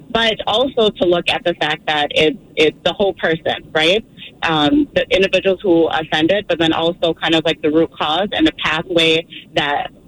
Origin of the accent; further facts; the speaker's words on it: Minnesota, United States; also born or lived in Boston; I'm from Minnesota. I actually lived in Boston for two years, and I was getting my master's program at William James College.